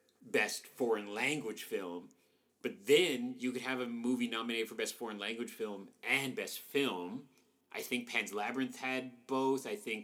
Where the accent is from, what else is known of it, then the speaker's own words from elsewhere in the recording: Canada; I'm Canadian